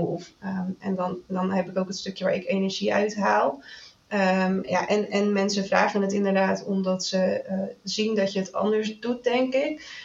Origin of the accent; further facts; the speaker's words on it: Zeeland, Netherlands; ik kom uit Zeeland